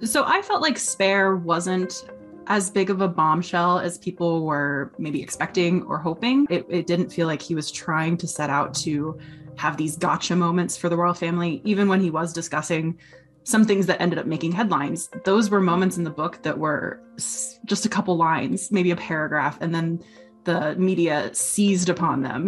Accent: United States; I'm American

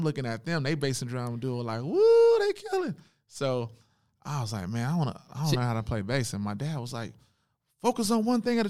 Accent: Oakland, California, United States; Born and raised in Oakland on Seminary Avenue.

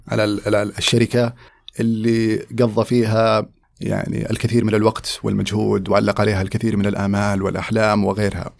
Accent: Riyadh, Riyadh Province, Saudi Arabia; moved away as an adult; also born or lived in United States; ولدت وترعرعت في الرياض

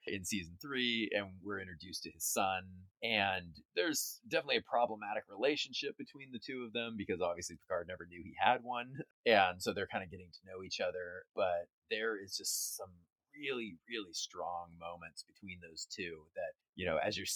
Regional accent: Orange County, Southern California, United States; I grew up in Long Beach, Huntington Beach, Orange, all of those areas

